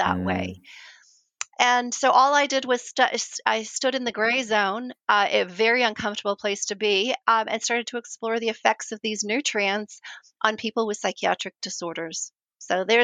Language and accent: English; Canada; moved away as an adult; also born or lived in New Zealand; now in Christchurch, New Zealand; Canadian, and I moved to New Zealand